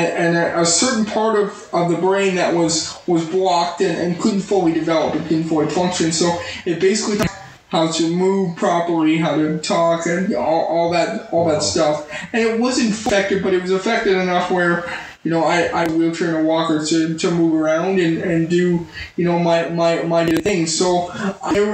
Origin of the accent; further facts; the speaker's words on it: Spruce Grove, Alberta, Canada; moved away as an adult; also born or lived in Edmonton; now in California, United States; I grew up, born and raised in Edmonton, actually Spruce Grove